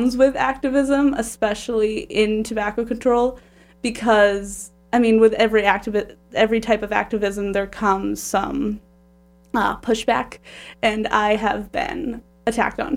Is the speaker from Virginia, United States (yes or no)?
no; Holbrook, Massachusetts, United States; I'm from Holbrook